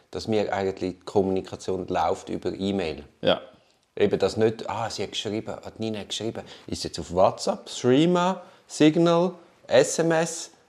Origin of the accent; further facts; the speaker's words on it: Tuscany, Italy; ja, ich komme aus der Toskana.